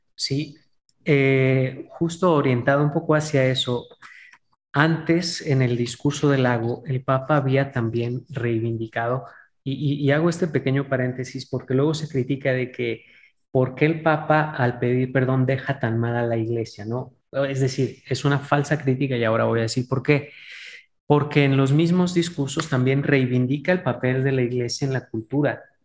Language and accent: Spanish; Mexico; especialmente como mexicanos